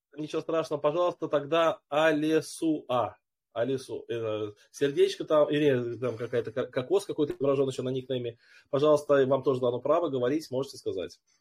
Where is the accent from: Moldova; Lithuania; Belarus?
Moldova; now in Germany; Я вообще из Молдовы, но сейчас проживаю в Германии